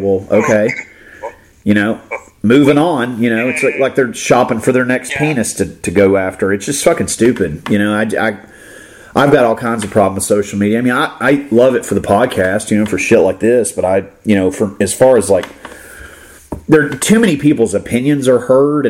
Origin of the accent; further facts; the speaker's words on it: Florida, United States; I grew up in Florida